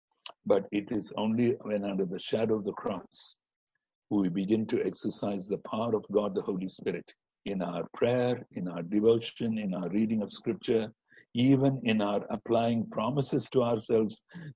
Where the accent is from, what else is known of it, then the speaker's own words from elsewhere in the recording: India; moved away; also born or lived in Singapore; as Indian Christians